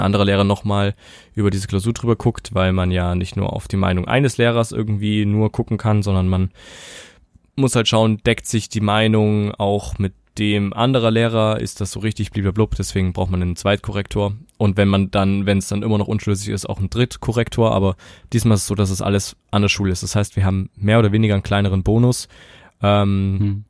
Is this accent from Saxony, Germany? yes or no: yes; Saxony, Germany; bei uns in Sachsen